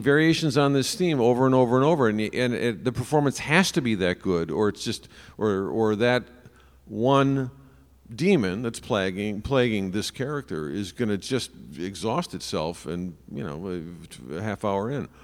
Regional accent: Chicago, Illinois, United States; as a Chicagoan

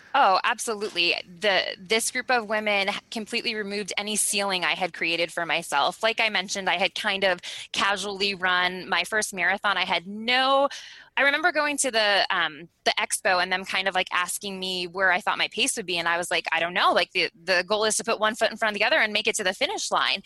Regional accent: Eastern Long Island, New York, United States; moved away as an adult; also born or lived in Fort Benning, Georgia / Fairbanks, Alaska; now in Anchorage, United States; both my husband and I, were born and raised in New York. I was born on Eastern Long Island

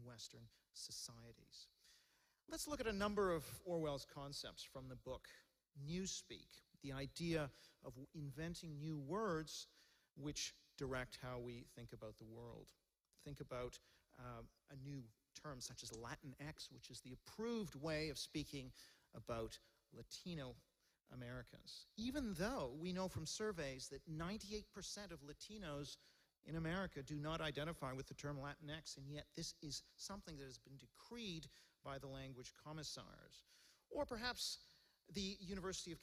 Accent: Hong Kong; now in London, United Kingdom; I was born in Hong Kong

